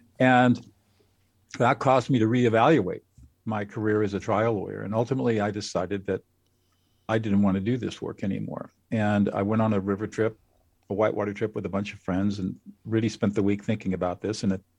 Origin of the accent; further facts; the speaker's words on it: California, United States; Well, I grew up in Southern California